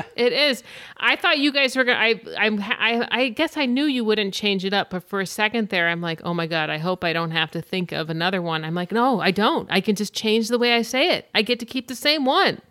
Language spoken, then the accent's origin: English; Grantsburg, Wisconsin, United States; moved away as an adult; also born or lived in Orange County, California / Los Angeles; I am actually from northwestern Wisconsin, and I'm from Grantsburg, Wisconsin. That's where I went to high school.